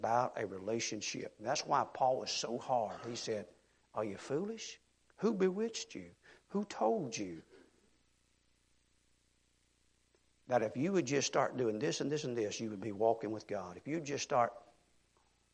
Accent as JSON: {"language": "English", "region": "Mississippi", "country": "United States", "moved": "yes", "lives_now": "Texas, United States", "said": "I'm a Mississippi boy"}